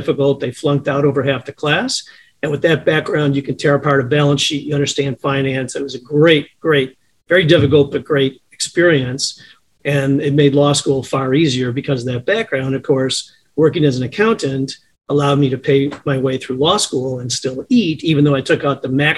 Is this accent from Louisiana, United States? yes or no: no; Chicago, Illinois, United States; also born or lived in Champaign, Illinois; I was born in Chicago, grew up here until grammar school. My folks moved to a south suburb just off the southeast corner of Chicago, spent my grammar school and high school time out there